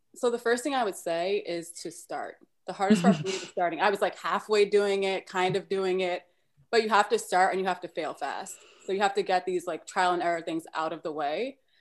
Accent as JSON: {"language": "English", "town": "New York City", "region": "New York", "country": "United States", "said": "I'm originally from Brooklyn, New York"}